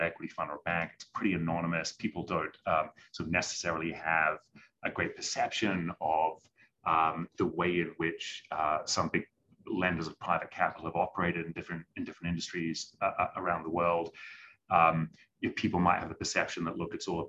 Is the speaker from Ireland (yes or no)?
no; New Zealand; moved away; I'm originally from New Zealand